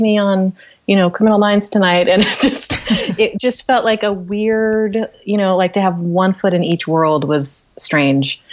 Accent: Knoxville, Tennessee, United States; I grew up in Knoxville, Tennessee

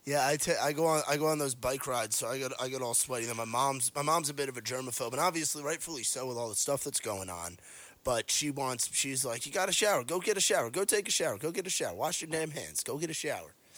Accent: New York, United States; moved away; I grew up in New York

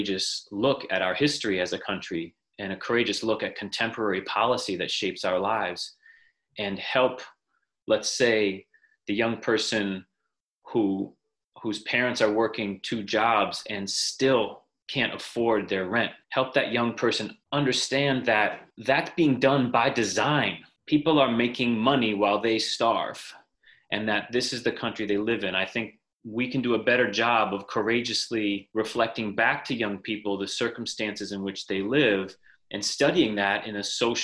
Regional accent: Moretown, Vermont, United States; moved away as an adult; also born or lived in New York City / West Africa; I grew up in Vermont, went to Harwood Union High School, and grew up in Moortown

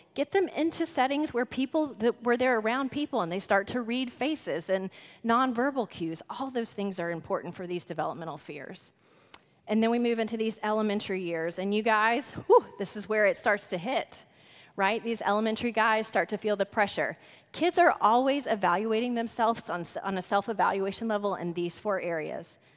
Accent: The Woodlands, Texas, United States; We are from the Woodlands, Texas.

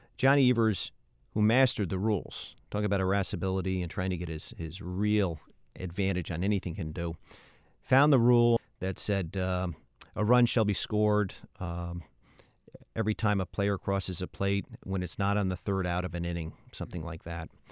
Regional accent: Albany, New York, United States; I'm from Albany, New York

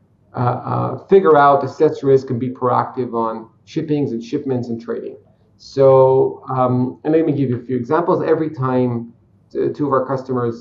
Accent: Israel; I'm a simple Israeli guy. I was born in Israel

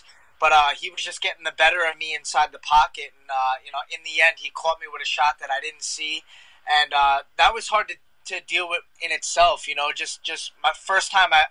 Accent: Long Island, New York, United States; I'm from Long Island, so I'm out here in Selden, Long Island right now.

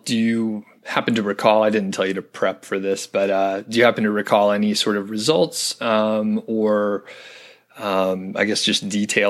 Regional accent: Georgia, United States; now in Colorado, United States; I'm from Georgia originally.

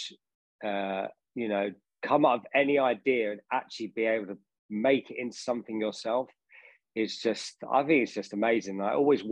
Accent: Harrow, London, United Kingdom; I grew up in Northwest London in Harrow

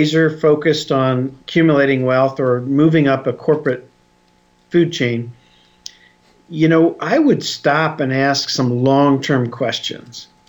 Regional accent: Philadelphia, Pennsylvania, United States; I grew up in Philadelphia

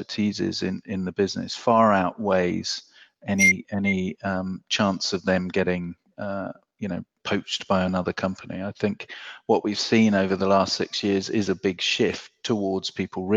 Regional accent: England, United Kingdom; I'm from England where benefits is anathema

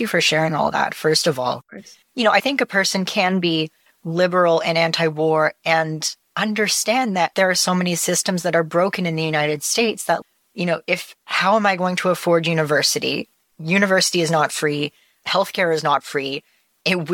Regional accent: British Columbia, Canada; I lived in BC.

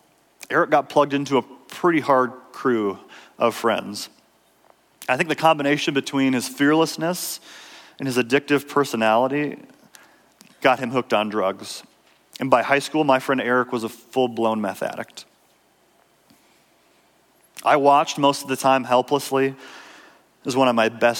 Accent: Minnesota, United States; I grew up in Minnesota.

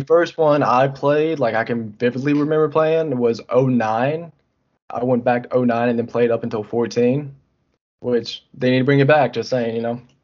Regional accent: North Carolina, United States; I'm from North Carolina

